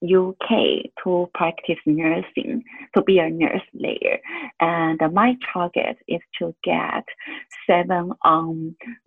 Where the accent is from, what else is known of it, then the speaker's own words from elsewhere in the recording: Taiwan; English is a second language; I'm from Taiwan